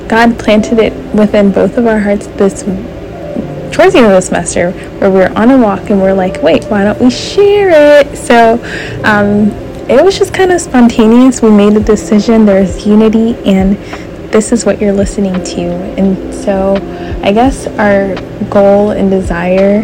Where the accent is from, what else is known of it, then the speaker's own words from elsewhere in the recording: California, United States; now in Huntsville, United States; I'm from California. I live in Huntsville, Alabama now